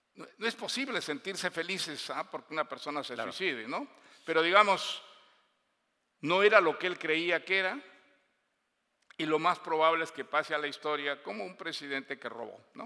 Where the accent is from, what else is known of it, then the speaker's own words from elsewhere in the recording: Bolivia; Yo pasé toda mi infancia en Bolivia